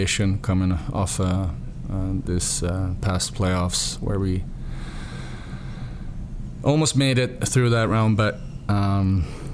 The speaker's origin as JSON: {"language": "English", "town": "Stockholm", "region": "Stockholm County", "country": "Sweden", "tie": "born or raised there", "moved": "yes"}